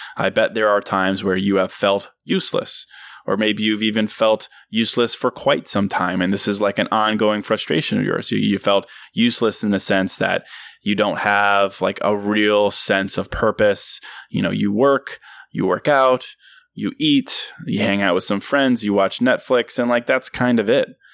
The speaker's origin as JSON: {"language": "English", "region": "Virginia", "country": "United States", "tie": "born or raised there", "said": "my hometown in Virginia"}